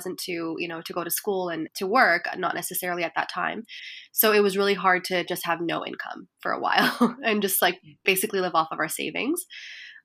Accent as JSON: {"language": "English", "country": "Syria", "moved": "yes", "lives_now": "Canada", "said": "I would say I'm Syrian Canadian. I am a first generation immigrant"}